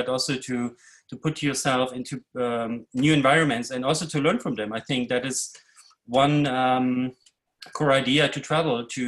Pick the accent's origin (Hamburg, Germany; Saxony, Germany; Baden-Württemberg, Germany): Saxony, Germany; Leipzig; moved away; also born or lived in Brooklyn; I grew up in East Germany behind the wall